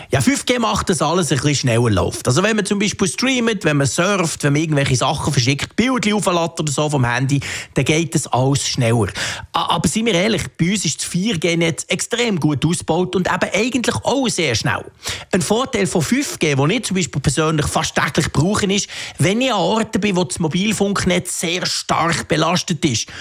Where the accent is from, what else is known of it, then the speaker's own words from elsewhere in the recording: Switzerland; bei uns in der Schweiz